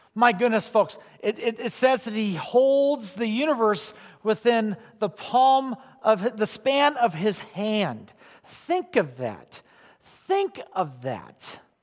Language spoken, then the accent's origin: English; Illinois, United States; I grew up in Illinois